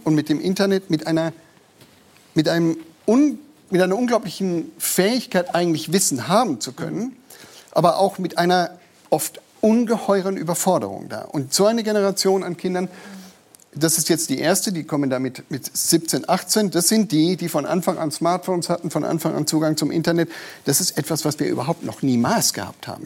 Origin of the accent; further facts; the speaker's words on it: Bavaria, Germany; bei uns in Bayern